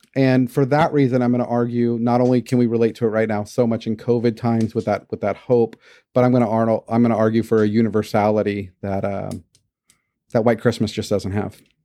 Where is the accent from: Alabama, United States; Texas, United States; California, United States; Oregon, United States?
Texas, United States; Houston; Growing up in Houston, never having seen snow